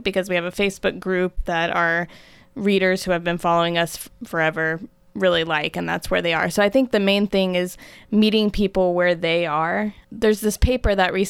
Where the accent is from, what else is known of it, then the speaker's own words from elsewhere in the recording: Pensacola, Florida, United States; also born or lived in Miami; I grew up in Pensacola near the beach